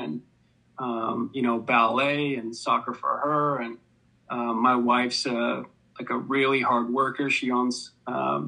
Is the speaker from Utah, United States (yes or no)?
yes; Sandy, Utah, United States; also born or lived in Farmington, Utah; I grew up mostly in Sandy and Farmington